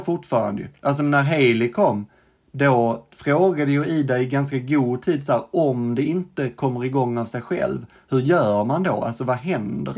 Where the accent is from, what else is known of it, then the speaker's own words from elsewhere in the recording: Sweden; also born or lived in Stockholm; jag var från Sverige